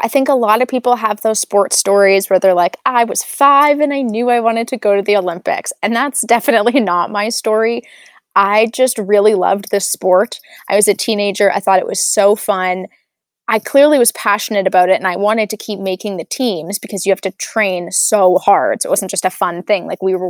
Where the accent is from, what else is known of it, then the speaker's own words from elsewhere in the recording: Calgary, Alberta, Canada; Yeah, so I'm Canadian and I grew up in Calgary, Alberta.